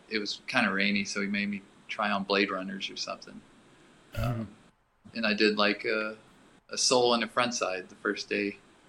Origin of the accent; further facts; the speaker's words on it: Port Lavaca, Texas, United States; where I grew up was like the end of the railroad. You know, if you look up Port Lavaca on the map.